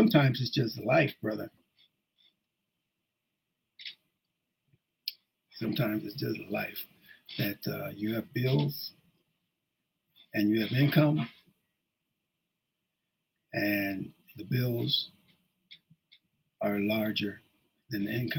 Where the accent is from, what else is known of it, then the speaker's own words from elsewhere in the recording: Ashtabula, Ohio, United States; moved away; I started it back in 1992 in Ashtabula, Ohio. I did that because that's my hometown.